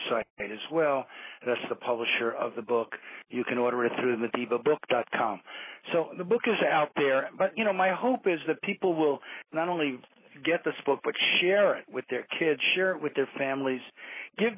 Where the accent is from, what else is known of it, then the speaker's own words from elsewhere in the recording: United States; I'm an American.